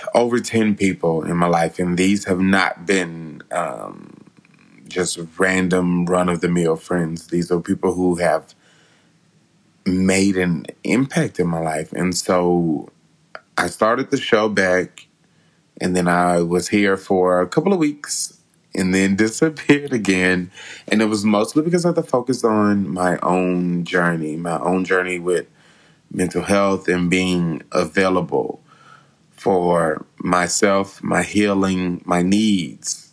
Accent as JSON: {"language": "English", "town": "West Memphis", "region": "Arkansas", "country": "United States", "tie": "born or raised there", "said": "my hometown of West Memphis"}